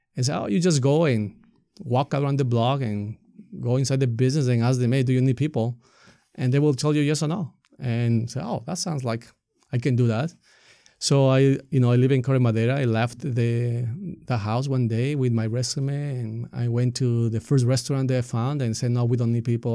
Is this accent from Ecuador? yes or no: yes; Ecuador; English is a second language; moved away as an adult; now in Marin County, United States; I grew up in Ecuador